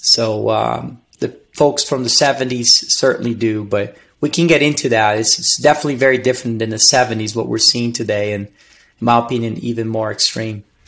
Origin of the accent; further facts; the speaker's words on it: Brazil; English is a second language; moved away as an adult; also born or lived in Virginia, United States / Missouri, United States; now in Denver, United States; I was born and raised in Brazil